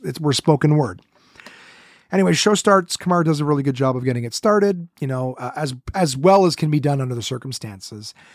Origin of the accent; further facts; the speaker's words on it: Ottawa, Ontario, Canada; Ottawa, my hometown